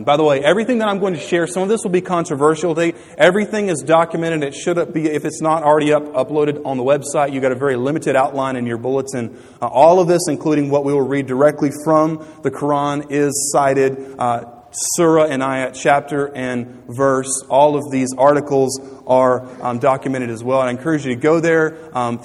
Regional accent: United States; we as American believers

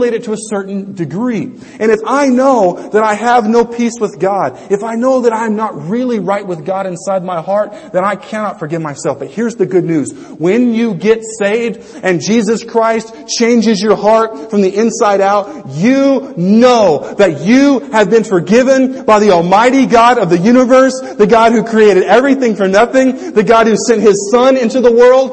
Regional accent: United States; I'm an American.

